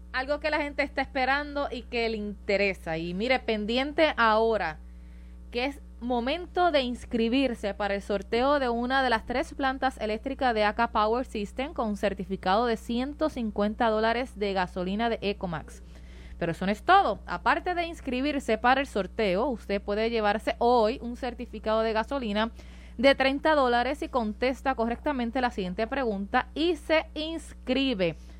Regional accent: Maunabo, Puerto Rico; now in Carolina, Puerto Rico; De Carolina, Puerto Rico. Soy ah. natural de Maunabo

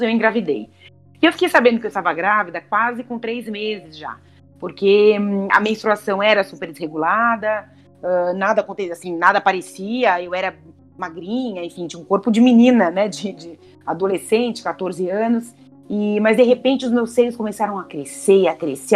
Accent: Santa Catarina, Brazil; also born or lived in São Paulo; os meus pais se separaram quando eu tinha oito anos e a gente acabou indo embora para Santa Catarina, nós somos de São Paulo

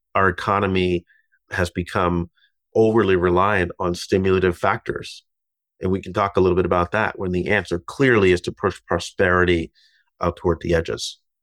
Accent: Massachusetts, United States; now in New York, United States; my home state of Massachusetts

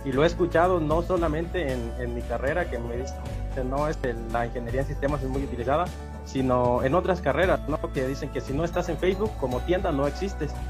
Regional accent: Coyuca de Catalán, Guerrero, Mexico; yo vengo de Coyuca de Catalán, soy de Coyuca de Catalán y mis estudios, los de bachillerato, fueron en el plantel 5 de bachilleres de Coyuca de Catalán con la especialidad de físico-matemático.

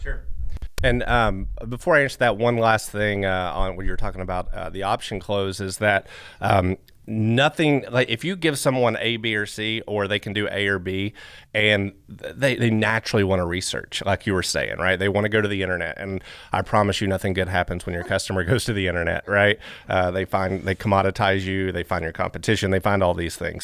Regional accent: Flatwoods, Kentucky, United States; I come from Flatwoods, Kentucky

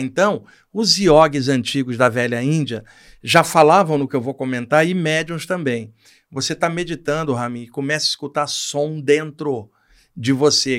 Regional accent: Rio de Janeiro, Brazil; no Rio de Janeiro, onde eu cresci

